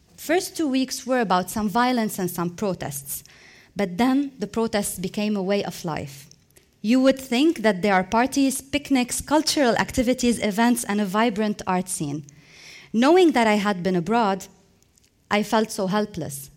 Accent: Lebanon; moved away as an adult; I was emotionally tired from Lebanon. It hadn't been given me any opportunities, so I decided to leave for a while

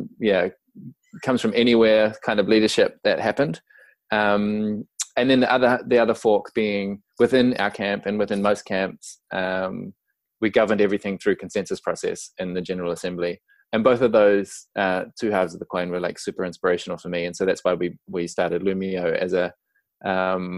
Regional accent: New Zealand; as your listeners may have picked up already from my accent, I'm from New Zealand, Aotearoa

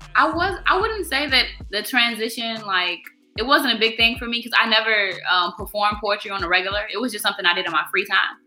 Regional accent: Chicago, Illinois, United States; also born or lived in Evergreen Park / Blue Island; I'm from the South Side. Um, I was born at Evergreen Park, and kind of just out south, like my whole life, pretty much.

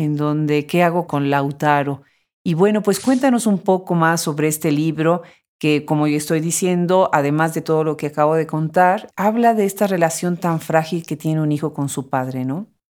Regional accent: Mexico; yo soy de origen mexicano

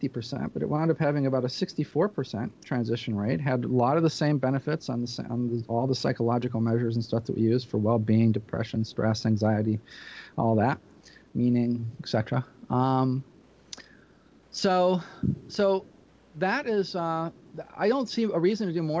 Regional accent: Peoria, Illinois, United States; I'm from Peoria, Illinois.

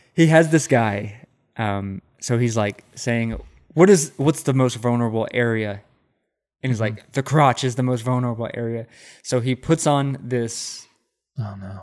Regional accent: Central Texas, United States; now in Austin, United States; I am born and raised in Central Texas, mm-hmm. and I grew up on a fucking cattle ranch

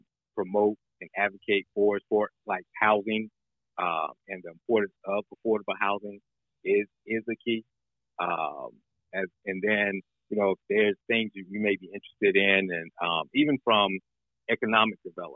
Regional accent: North Carolina, United States; now in Aiken County, South Carolina, United States; I grew up in North Carolina

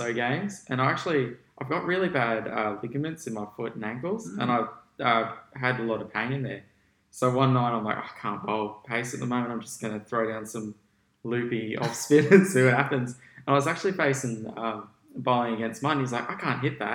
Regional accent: Gold Coast, Queensland, Australia; I was born on the Gold Coast. I lived here all my life.

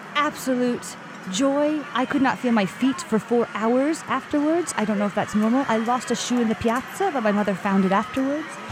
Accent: United States; now in Siena, Italy; I am American

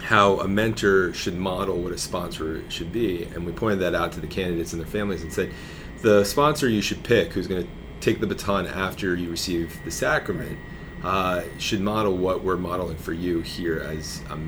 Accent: New Jersey, United States; the parish where I grew up in North Jersey

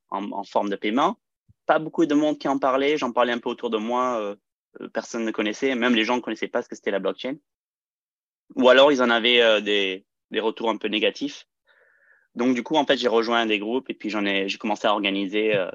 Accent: France; also born or lived in California, United States; euh, je suis euh, français-américain, donc j'ai un petit accent des fois.

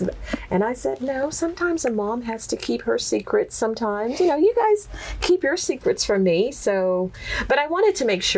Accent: Texas, United States; accent: Texas twang; And so, yeah, I didn't quite have the Texas twang.

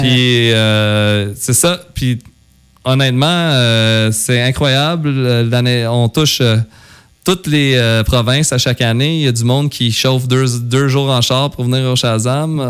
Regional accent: West, Quebec, Canada; je suis super fier d'être du coin d'ici. Oui. Tu sais, moi, j'ai grandi à West toute ma vie

